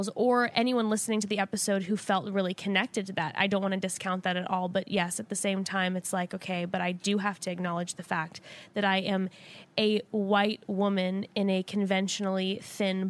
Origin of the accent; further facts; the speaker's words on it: Orange County, California, United States; I growing up in Orange County